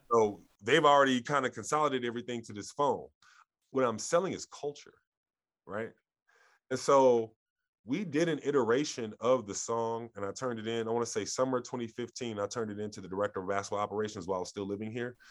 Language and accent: English; Columbus, Ohio, United States; I grew up in Columbus